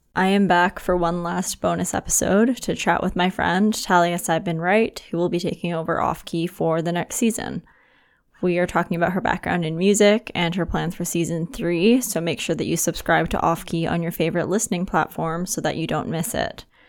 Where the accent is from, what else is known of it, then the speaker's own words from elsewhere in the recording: Victoria, British Columbia, Canada; we're from Victoria